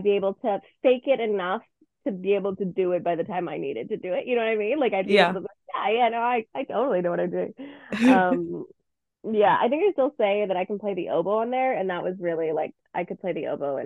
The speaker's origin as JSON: {"language": "English", "town": "Burnaby", "region": "British Columbia", "country": "Canada", "tie": "born or raised there", "said": "I'm from Burnaby, BC. I've lived here my whole life, the suburb of Vancouver"}